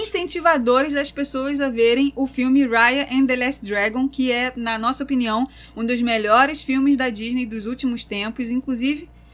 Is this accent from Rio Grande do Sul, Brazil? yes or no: no; Rio de Janeiro, Brazil; nós somos do Meyer